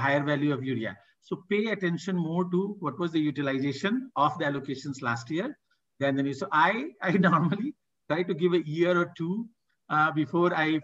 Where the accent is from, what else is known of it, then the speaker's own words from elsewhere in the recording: Bihar, India; I am from Bihar